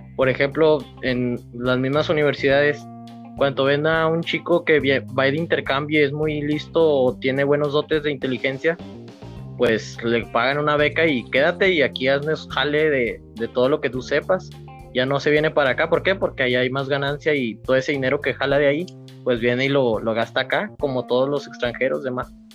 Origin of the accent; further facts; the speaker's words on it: Mexico; como mexicanos